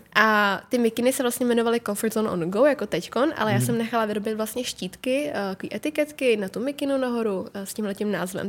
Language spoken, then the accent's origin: Czech; Czechia; jsem plně Češka